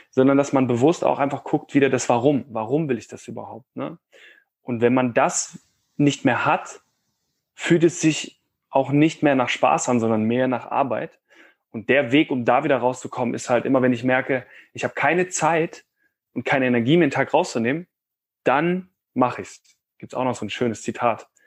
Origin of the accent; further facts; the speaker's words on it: Cologne, North Rhine-Westphalia, Germany; ich komme ja ursprünglich aus Köln und bin so ein kleiner Optimist.